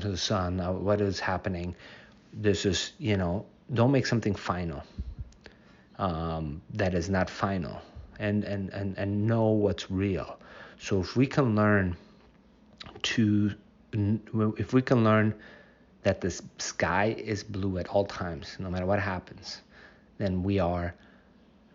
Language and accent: English; United States; I'm from the United States